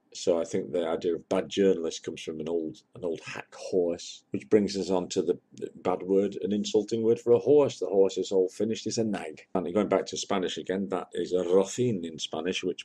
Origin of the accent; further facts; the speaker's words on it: United Kingdom; I am a Briton, whether I like it or not. I'm a Brit, not a Yankee.